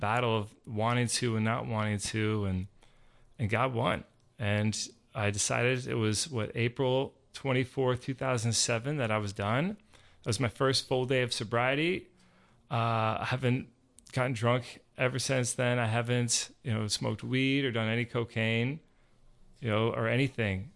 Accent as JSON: {"language": "English", "region": "Georgia", "country": "United States", "tie": "born or raised there", "said": "I grew up here in Georgia"}